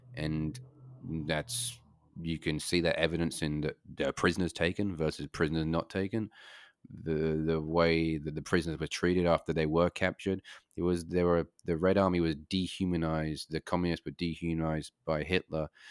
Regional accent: United Kingdom; moved away; I grew up in Great Britain

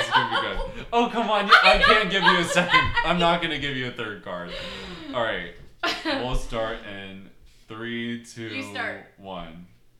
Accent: New Jersey, United States; because I'm from Jersey, so you know how it goes.

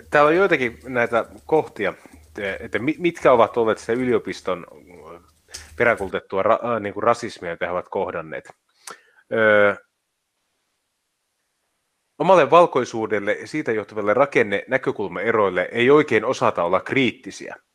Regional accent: Finland; En ole maahanmuuttaja, olen syntyperäinen suomalainen.

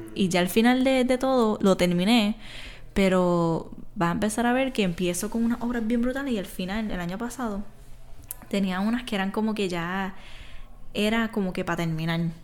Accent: Isabela, Puerto Rico; soy artista de aquí de Puerto Rico, soy de Isabela

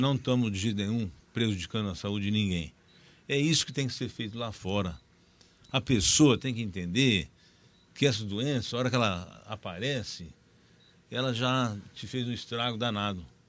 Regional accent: Terra Roxa, São Paulo, Brazil; eu sou de Terra Roxa. Nasci em Terra Roxa

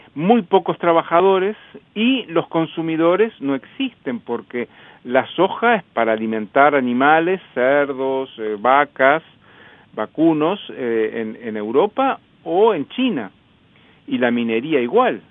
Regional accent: Uruguay; also born or lived in Montevideo; soy uruguayo, vivo en Montevideo

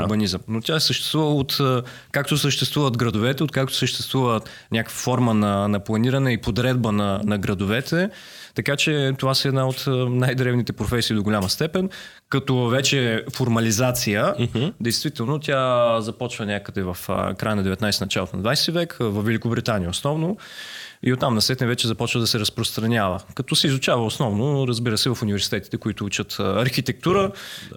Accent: Varna, Varna Province, Bulgaria; now in Sofia, Bulgaria; аз съм от Варна, разбира се, защото това е моят първи дом, е, София ми е вторият дом

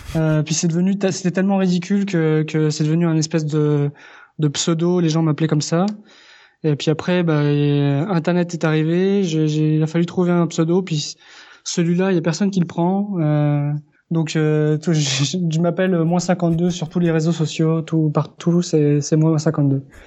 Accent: France; moved away as an adult; now in Quebec, Canada; je suis effectivement français. J'habite au Québec depuis trois ans et demi et je suis d'origine espagnole

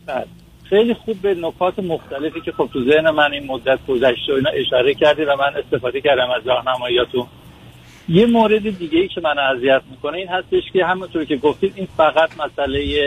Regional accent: Iran; now in United States; من ایرانی هستم مقیم آمریکا هستم

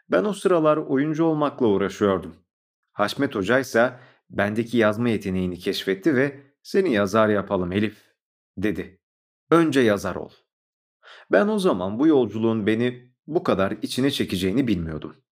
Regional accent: Istanbul, Turkey; born there; 1981 İstanbul doğumluyum. Kendimi bildim bileli sanata hep ilgi duydum.

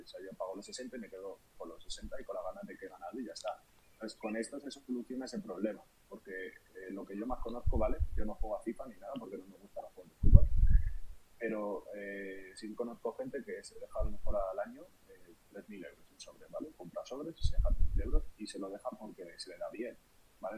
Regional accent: Madrid, Community of Madrid, Spain; soy de Madrid

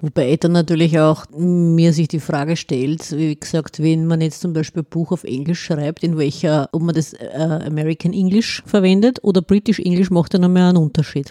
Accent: Vienna, Austria; hier bei uns in Wien

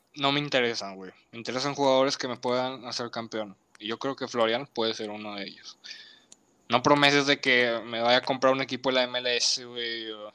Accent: Mexico; yo soy mexicano

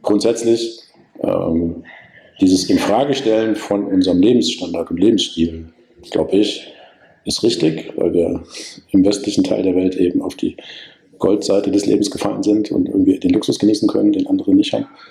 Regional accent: Germany; ich dann als Deutscher

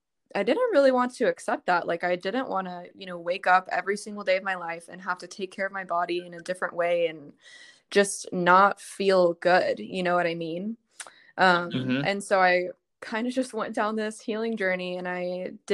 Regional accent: Dallas, Texas, United States; I'm from Dallas

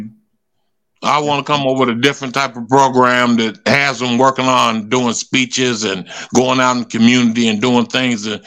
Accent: Wichita, Kansas, United States; I went to Wichita State, and it was my hometown too

